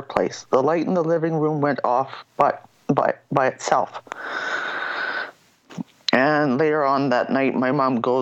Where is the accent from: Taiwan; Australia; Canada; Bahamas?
Canada; Calgary, Alberta; now in Saskatoon, Canada; I was born and raised in Calgary, Alberta. I am currently in Saskatoon because it's a lot smaller